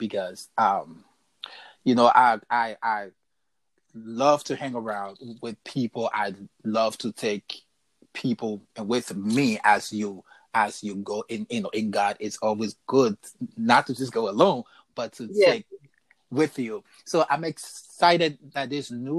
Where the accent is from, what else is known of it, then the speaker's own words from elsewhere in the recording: Liberia; now in Minnesota, United States; live in Minnesota, born and raised in Liberia.